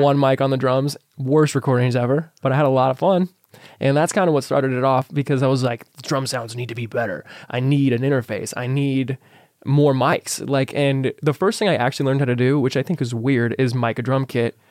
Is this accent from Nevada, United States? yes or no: yes; Las Vegas, Nevada, United States; I'm born and raised in Vegas